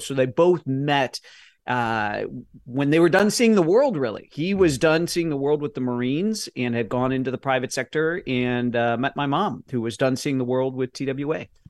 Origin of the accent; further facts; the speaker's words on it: Midwest, United States; I'm from the Midwest and my parents are both business people